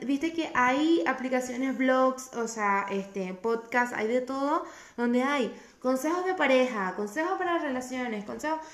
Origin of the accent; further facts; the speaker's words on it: Venezuela; moved away; venimos de Venezuela